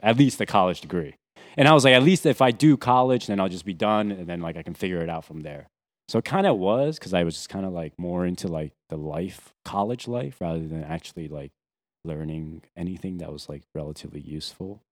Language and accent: English; New Jersey, United States; moved away as an adult; also born or lived in Taiwan / Boston; now in New York, United States; originally from Taiwan, but I grew up mostly in New Jersey, South Jersey.